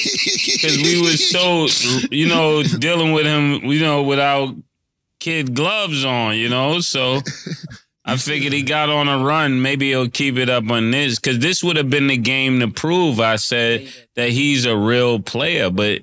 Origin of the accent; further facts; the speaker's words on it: Green Bay, Wisconsin, United States; You know, I'm from Titletown.